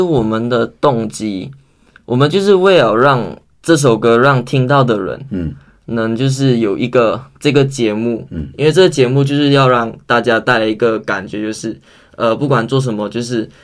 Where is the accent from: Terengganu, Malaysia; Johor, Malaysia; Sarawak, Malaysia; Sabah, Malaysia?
Johor, Malaysia; Johor Bahru; moved away as an adult; also born or lived in Tamsui, New Taipei, Taiwan; now in New Taipei, Taiwan; 我来自捷比，靠近新加坡